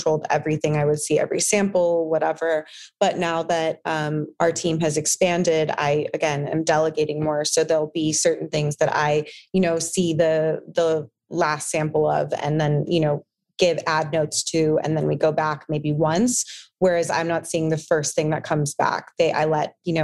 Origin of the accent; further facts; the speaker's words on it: San Diego, California, United States; also born or lived in Los Angeles; I grew up in San Diego on a beach